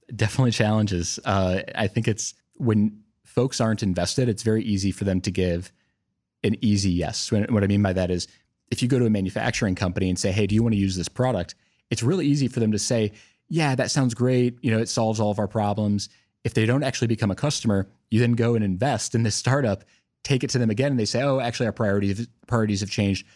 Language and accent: English; Milwaukee, Wisconsin, United States; also born or lived in Cincinnati, Ohio; now in Columbus, United States; I'm actually born in Cincinnati, so kind of coming full circle, but but grew up in Milwaukee